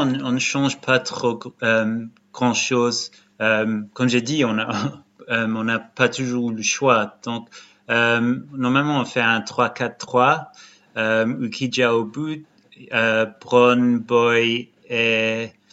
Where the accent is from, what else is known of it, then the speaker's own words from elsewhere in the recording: Brighton, South East England, United Kingdom; also born or lived in Lyon, France; now in England; je viens de Brighton